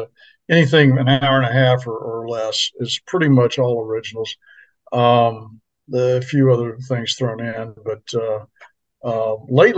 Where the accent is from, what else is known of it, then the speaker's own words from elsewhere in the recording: Maryland, United States; moved away as an adult; also born or lived in Florida / Nashville, Tennessee; now in Anchorage, United States; I grew up in Maryland